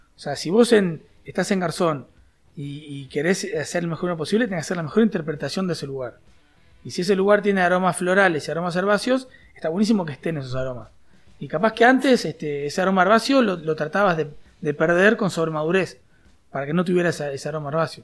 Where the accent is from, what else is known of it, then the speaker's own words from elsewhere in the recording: Juanicó, Canelones, Uruguay; also born or lived in Montevideo; nací en Montevideo en un hospital, pero enseguida me fui a vivir a, a Juanico